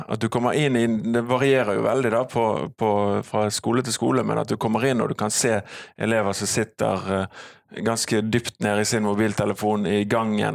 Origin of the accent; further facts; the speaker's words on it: Bergen, Vestland, Norway; also born or lived in Canada; jeg kommer fra Halvt fra Fana og halvt fra Canada. Min, min, mor er kanadisk